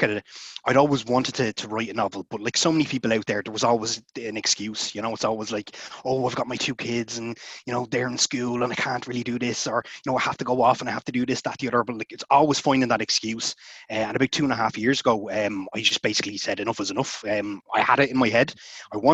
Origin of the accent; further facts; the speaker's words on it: Ireland; also born or lived in Dublin; I'm an Irish author. I live in Dublin.